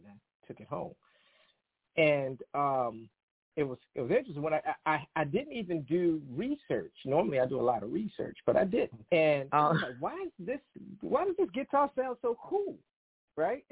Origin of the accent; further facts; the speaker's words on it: Maryland, United States; I am calling from Kensington, Maryland, born and raised in Maryland